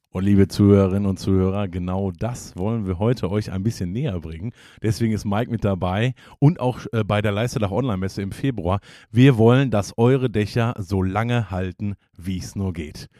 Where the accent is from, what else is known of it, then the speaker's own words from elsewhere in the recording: Hagen, North Rhine-Westphalia, Germany; ich bin ja gebürtiger Hagener